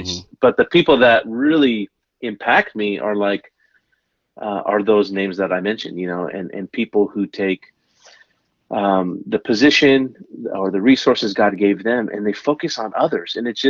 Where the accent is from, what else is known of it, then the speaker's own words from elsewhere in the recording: San Francisco, California, United States; born and raised in San Francisco, which means I'm not a bandwagon Warriors fan.